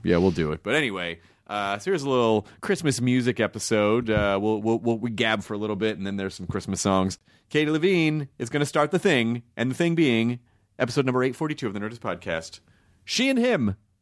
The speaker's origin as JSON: {"language": "English", "region": "the South", "country": "United States", "moved": "yes", "lives_now": "Los Angeles, United States", "said": "I'm from the South"}